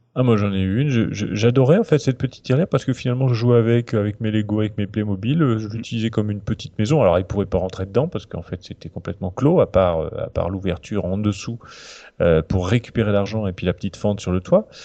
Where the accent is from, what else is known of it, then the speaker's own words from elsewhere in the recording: Normandy, France; je je viens de Normandie